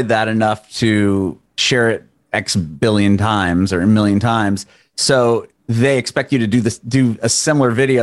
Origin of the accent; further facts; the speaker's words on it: San Diego, California, United States; moved away as an adult; now in Nashville, United States; I'm originally from San Diego. I've since moved to Nashville about a little over a year ago